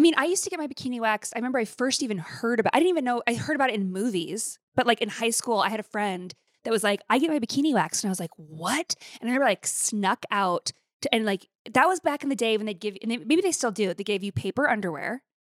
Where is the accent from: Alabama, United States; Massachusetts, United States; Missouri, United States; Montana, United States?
Montana, United States; Billings; moved away; to go to Billings and to my hometown